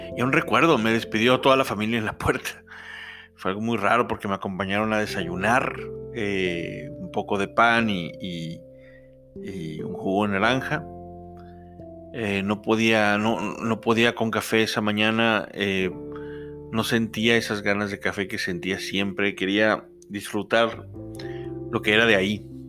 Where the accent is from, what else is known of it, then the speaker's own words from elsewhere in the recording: Mexico; de México, de México